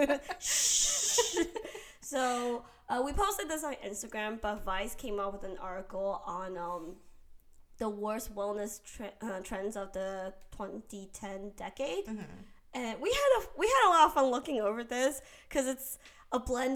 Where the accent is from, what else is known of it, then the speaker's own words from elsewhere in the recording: Taiwan; moved away; I grew up in Taiwan